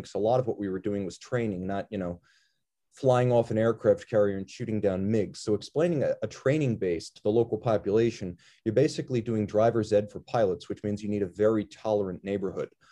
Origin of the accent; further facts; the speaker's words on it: New York, United States; moved away as an adult; also born or lived in Miami; now in Pennsylvania, United States; I'm from New York, so I'm a northeasterner